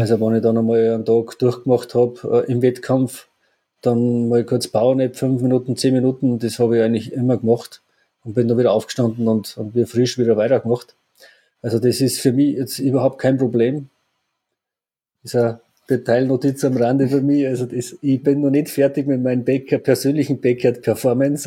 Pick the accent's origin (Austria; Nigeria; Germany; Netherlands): Austria; Obertrum am See, Salzburg; ich komme ja aus Obertron